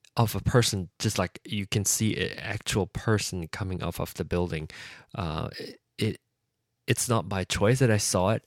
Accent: Penang, Malaysia; moved away; my hometown of Penang

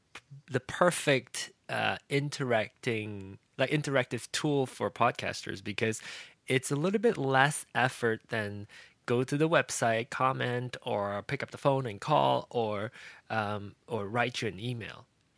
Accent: Malaysia; I grew up in Malaysia, so badminton is big, you know.

